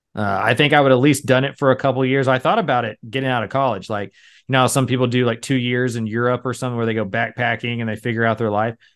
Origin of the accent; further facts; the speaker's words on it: Texas, United States; We're from Texas